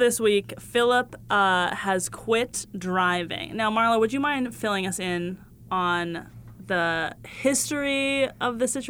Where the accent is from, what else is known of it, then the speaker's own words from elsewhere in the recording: Southern California, United States; I grew up in Southern California, so it's all I know, baby.